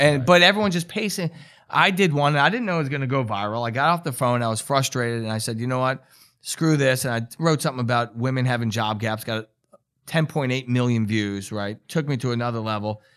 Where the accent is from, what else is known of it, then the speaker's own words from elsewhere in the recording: New York, United States; I'm from New York, and it's kinda the way we talk